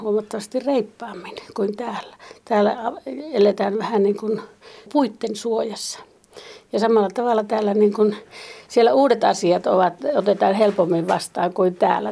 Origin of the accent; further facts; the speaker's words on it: Kainuu, Finland; also born or lived in Utsjoki, Finland; now in Tervo, Finland; minä olen syntyjäni kainuulainen